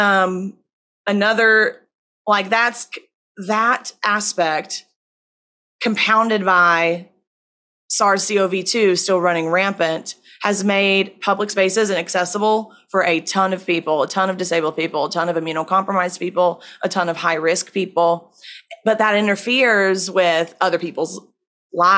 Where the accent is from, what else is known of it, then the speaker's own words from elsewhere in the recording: Virginia, United States; in my home state of Virginia